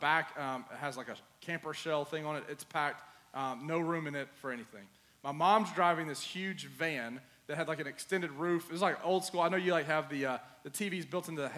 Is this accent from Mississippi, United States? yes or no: yes; Mississippi, United States; born or raised there; also born or lived in Seattle, Washington